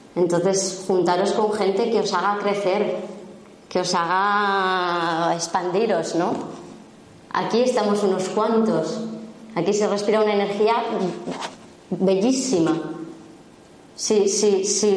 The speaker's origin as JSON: {"language": "Spanish", "region": "La Rioja", "country": "Spain", "said": "soy riojana"}